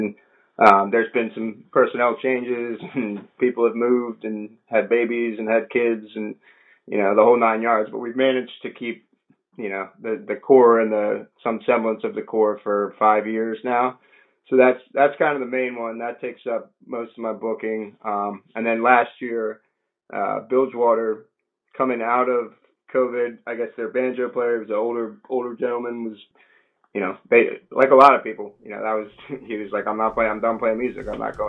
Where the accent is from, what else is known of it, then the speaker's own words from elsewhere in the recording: Arnold, Maryland, United States; I grew up in Arnold